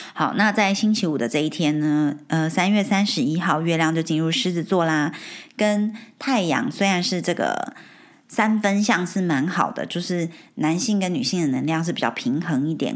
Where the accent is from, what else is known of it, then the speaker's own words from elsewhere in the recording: Taiwan; moved away as an adult; now in United Kingdom; 没有从小在台湾长大嘛